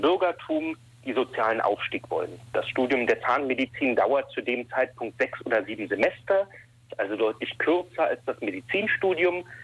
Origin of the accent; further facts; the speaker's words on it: Berlin, Germany; moved away as an adult; also born or lived in Ulm; now in Düsseldorf, Germany; ich komme aus Berlin. Ich bin in Westberlin noch vor dem Fall der Mauer geboren und aufgewachsen